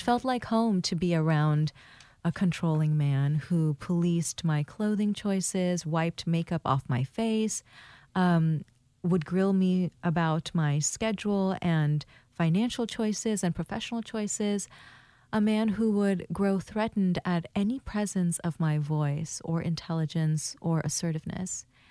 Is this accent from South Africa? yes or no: no; Thailand; also born or lived in Bangladesh / Hawaii; now in Portland, United States; I'm from Bangladesh and I was raised in Thailand. I was born in Bangladesh in 1983